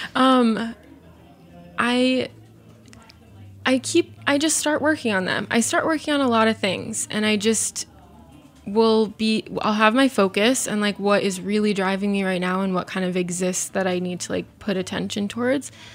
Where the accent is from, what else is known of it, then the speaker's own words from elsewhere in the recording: Arizona, United States; I grew up in Arizona